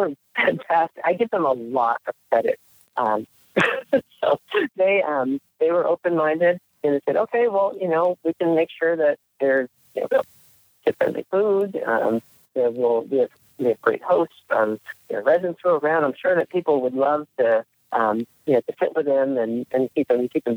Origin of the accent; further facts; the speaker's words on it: New Jersey, United States; moved away; also born or lived in Palo Alto, California; I was born in New Jersey and grew up there, for the first several years of my life